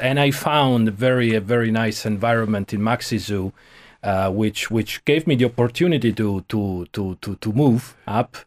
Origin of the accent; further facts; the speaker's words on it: Rome, Lazio, Italy; moved away as an adult; also born or lived in Milan; now in Ireland; I was born in Rome. I grew up there, lived for 30 years